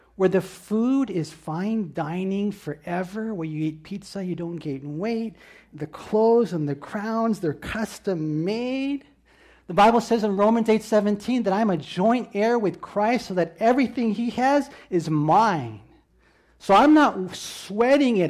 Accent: United States; I'm this American

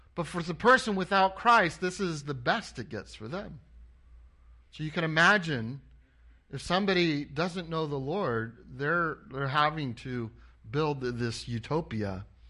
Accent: Anaheim, California, United States; moved away as an adult; I grew up in Anaheim, California. I was born, uh, in Anaheim and I went to Anaheim High School

